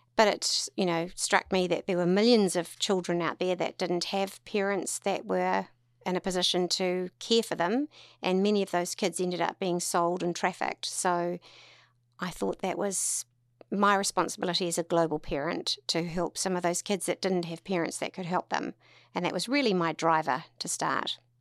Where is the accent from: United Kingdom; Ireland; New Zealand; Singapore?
New Zealand; Tauranga, Bay of Plenty; also born or lived in Auckland; born and bred in Tauranga